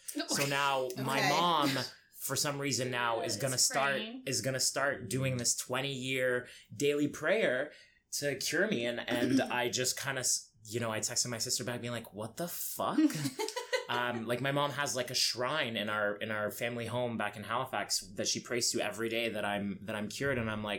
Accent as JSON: {"language": "English", "country": "Egypt", "tie": "born or raised there", "said": "Like when I grew up in Egypt, I didn't even know what being gay was"}